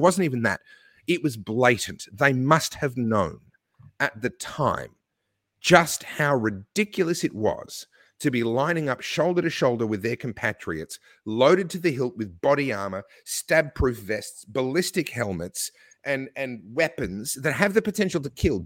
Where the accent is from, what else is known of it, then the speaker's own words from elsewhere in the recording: Australia; my home country, whose passport I hold and where I've paid taxes all my life